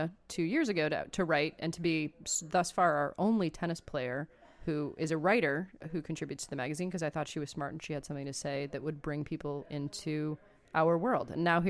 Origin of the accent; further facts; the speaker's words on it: Montreal, Quebec, Canada; Well, first of all, I'm from Montreal, so it's like this great tragedy of my life that I don't speak fluent French